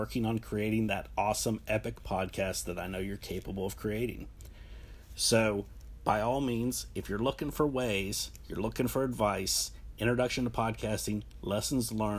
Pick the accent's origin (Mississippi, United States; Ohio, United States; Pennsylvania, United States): Ohio, United States; now in Charlotte, United States; I came from a tiny coal mining town. a middle of nowhere place. If you've ever been on 70 and 77 and you've stopped for gas at that point, you've probably been into my hometown